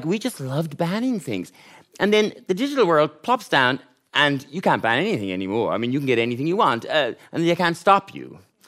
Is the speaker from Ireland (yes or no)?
yes; Gort, Connacht, Ireland; But you just thought, feck it. I'm from Gort, and I'm going to write about... the worst stuff.